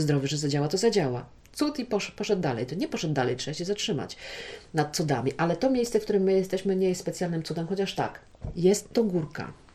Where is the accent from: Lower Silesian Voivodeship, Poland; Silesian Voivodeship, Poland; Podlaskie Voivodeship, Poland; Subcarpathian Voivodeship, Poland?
Podlaskie Voivodeship, Poland; tutaj u nas na Podlasiu